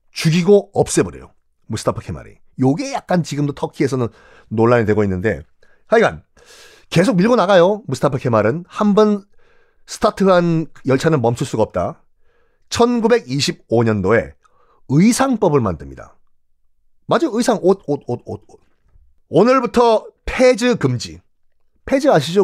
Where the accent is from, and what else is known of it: South Korea